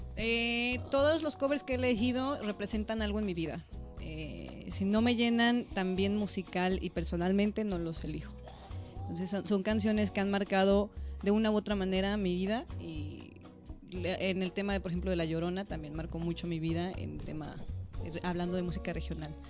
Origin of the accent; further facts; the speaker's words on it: León, Guanajuato, Mexico; moved away as an adult; also born or lived in United States; soy orgullosamente guanajuatense. Soy originaria de León, Guanajuato.